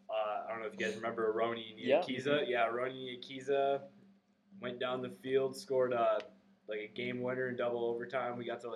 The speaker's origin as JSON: {"language": "English", "town": "Webster City", "region": "Iowa", "country": "United States", "moved": "as an adult", "said": "from Webster City, Iowa. Small town, north central Iowa."}